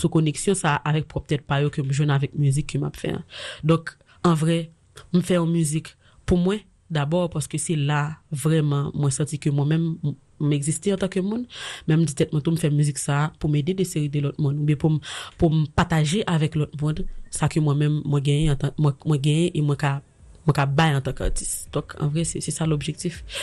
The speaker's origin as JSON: {"language": "French", "country": "Haiti", "said": "parce que je suis haïtien, parce que je suis femme, et parce que je suis vaudouisant"}